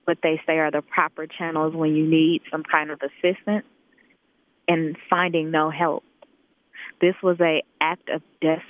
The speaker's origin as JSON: {"language": "English", "town": "Oakland", "region": "California", "country": "United States", "tie": "born or raised there", "also_born_or_lived": "Stockton / Antioch", "moved": "yes", "said": "My family is displaced like so many others who were born and raised in Oakland"}